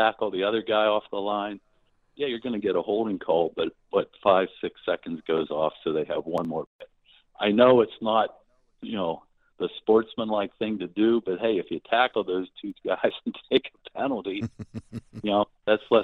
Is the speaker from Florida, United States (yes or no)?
no; Pittsburgh, Pennsylvania, United States; moved away as an adult; now in Connecticut, United States; I'm originally from Pittsburgh, but I've been up here in Patriots country for 25 years.